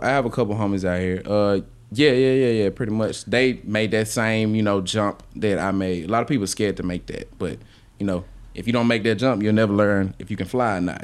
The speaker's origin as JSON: {"language": "English", "town": "Memphis", "region": "Tennessee", "country": "United States", "said": "I'm from Memphis"}